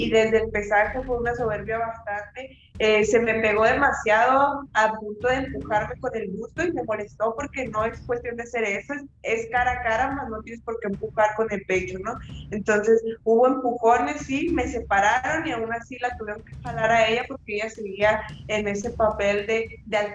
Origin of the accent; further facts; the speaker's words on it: Chihuahua, Mexico; somos chihuahuenses y, y somos peleadoras femeninas.